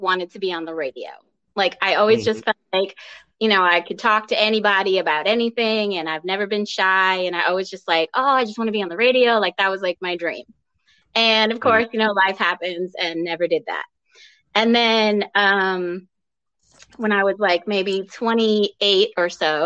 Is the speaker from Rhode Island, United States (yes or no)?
yes; Rhode Island, United States; I am from Rhode Island.